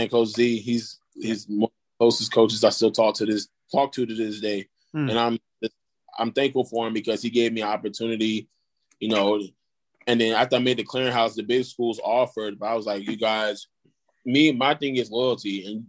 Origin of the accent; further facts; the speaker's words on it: Brooklyn, New York, United States; Growing up there, my first couple of years, like, I can remember my first, like, elementary school, middle school was rough.